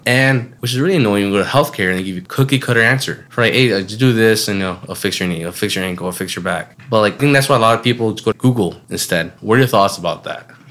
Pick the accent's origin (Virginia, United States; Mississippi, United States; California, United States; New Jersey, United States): California, United States; moved away; my home state of California